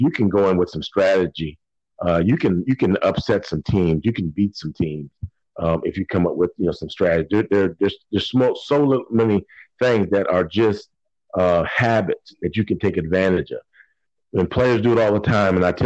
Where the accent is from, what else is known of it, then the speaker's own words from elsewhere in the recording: Virginia, United States; I'm originally from Virginia